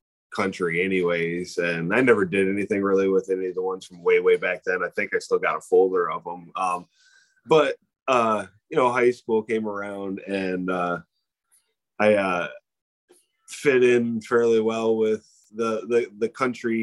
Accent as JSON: {"language": "English", "town": "Waterford", "region": "Michigan", "country": "United States", "tie": "born or raised there", "said": "I grew up in Waterford, Michigan, and it was kind of a country town ish"}